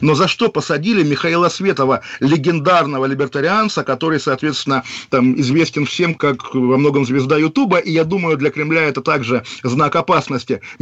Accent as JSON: {"language": "Russian", "town": "Saratov", "region": "Saratov Oblast", "country": "Russia", "tie": "born or raised there", "said": "но я думаю, как коренной саратовец, наш слушатель поддержит, конечно, Вячеслава Володина"}